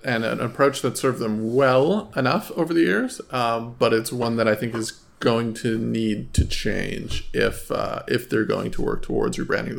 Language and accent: English; Fort McMurray, Alberta, Canada; I'm from Fort McMurray.